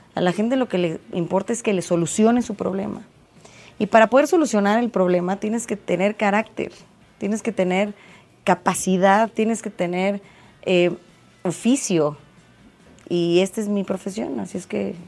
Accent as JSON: {"language": "Spanish", "region": "State of Mexico", "country": "Mexico", "said": "los mexiquenses somos mexicanos dos veces"}